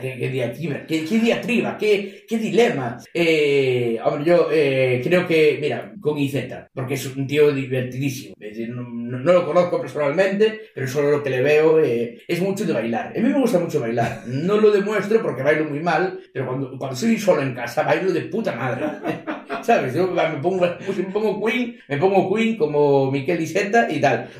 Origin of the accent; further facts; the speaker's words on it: A Coruña, Galicia, Spain; soy de Coruña, soy de Coruña